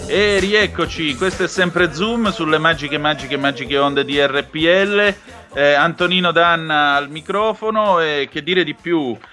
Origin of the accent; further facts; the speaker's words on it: Vibo Valentia, Calabria, Italy; io sono calabrese di Vibo Valencia